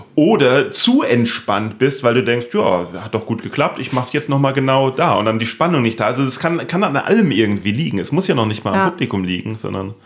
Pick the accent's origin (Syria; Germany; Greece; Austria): Germany; Neustadt an der Weinstraße, Rhineland-Palatinate; ich bin in Neustadt in der Weinstraße aufgewachsen